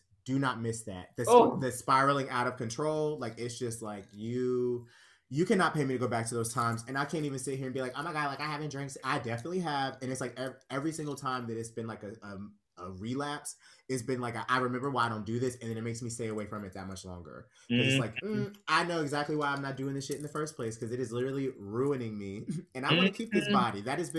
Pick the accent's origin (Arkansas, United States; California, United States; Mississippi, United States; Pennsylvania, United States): Pennsylvania, United States; Pittsburgh; now in New York, United States; because I feel like I came from Pittsburgh, I went to the Pit, I was there for 2 years, and that's basically what that cycle was.